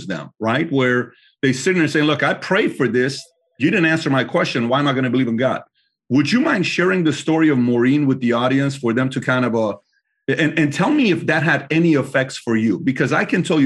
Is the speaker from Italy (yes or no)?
no; Iran; moved away; I was born in Iran.